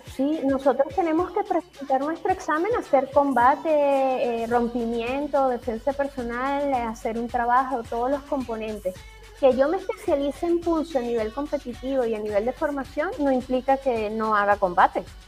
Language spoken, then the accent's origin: Spanish; Venezuela; como venezolanos